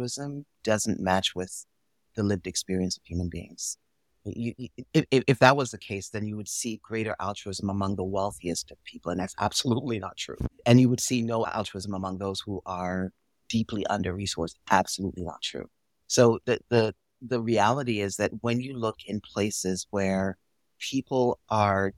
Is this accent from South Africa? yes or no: no; Jamaica; now in United States; I was born and raised in Jamaica